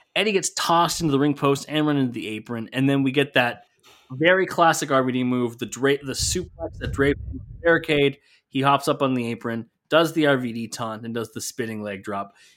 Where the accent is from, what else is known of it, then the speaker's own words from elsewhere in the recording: Canada; my home country of Canada